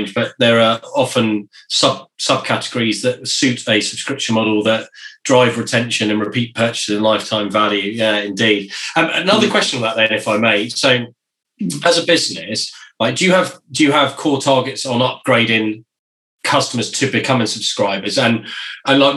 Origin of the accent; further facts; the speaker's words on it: United Kingdom; as a British person